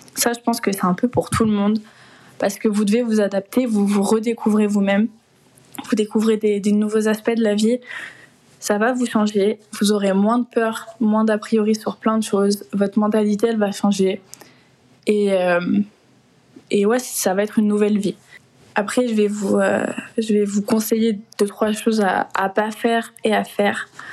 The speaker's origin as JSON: {"language": "French", "country": "France", "also_born_or_lived": "London", "moved": "as an adult"}